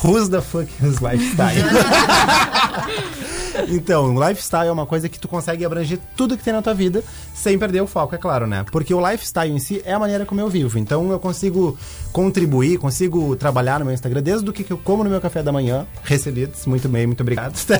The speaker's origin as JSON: {"language": "Portuguese", "town": "Rio Grande", "region": "Rio Grande do Sul", "country": "Brazil", "tie": "born or raised there", "also_born_or_lived": "Pelotas", "said": "Nasci e me criei em Rio Grande"}